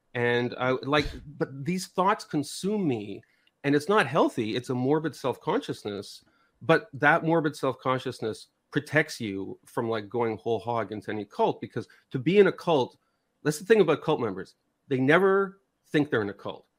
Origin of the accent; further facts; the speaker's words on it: Canada; I'm from North America, so I'm Canadian